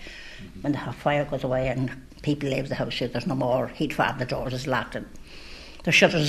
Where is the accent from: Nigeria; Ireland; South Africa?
Ireland; Inishmurray, Connacht; now in Sligo, Ireland; I was born and raised in Inishmurry